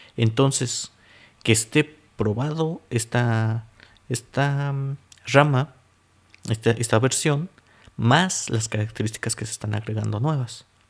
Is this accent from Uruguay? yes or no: no; Mexico City, Mexico; moved away as an adult; now in Zlín, Czech Republic; yo soy mexicano, para aquellos que no sepan, de la Ciudad de México